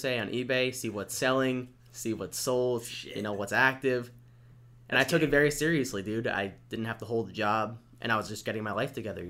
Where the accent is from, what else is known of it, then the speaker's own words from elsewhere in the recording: West Islip, New York, United States; West Islip.